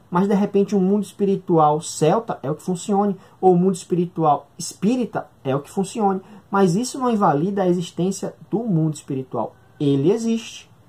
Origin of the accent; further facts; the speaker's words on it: Northeast Region, Brazil; A gente aqui do Nordeste, o Ian é do Nordeste, eu também sou nordestino